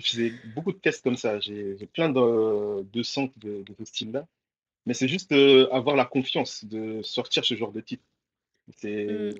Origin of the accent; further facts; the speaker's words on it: Mayotte; now in Lille, France; rappeur de Lille euh, donc, euh, originaire de Mayotte, euh, je suis né là-bas